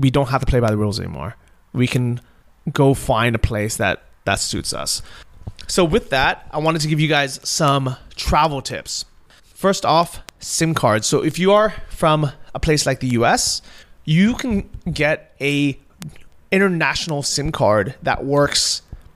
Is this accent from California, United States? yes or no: yes; Southern California, United States; moved away; growing up in Southern California